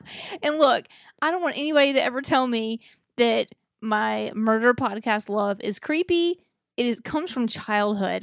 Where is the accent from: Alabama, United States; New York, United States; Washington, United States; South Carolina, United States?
Alabama, United States; Mobile; I was b, y, born and raised here in Mobile